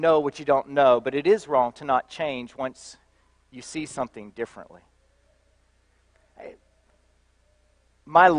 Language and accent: English; Belpre, Ohio, United States; moved away; Southeast Ohio, right on the banks of the Ohio River, in a little town called Belpre, Ohio